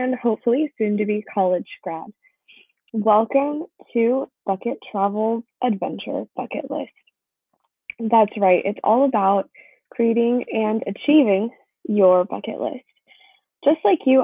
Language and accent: English; Bay Area, California, United States; born or raised there